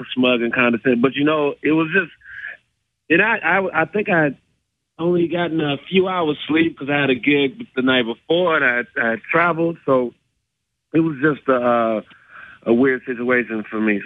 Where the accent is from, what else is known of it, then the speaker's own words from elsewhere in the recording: Chicago, Illinois, United States; I'm from Chicago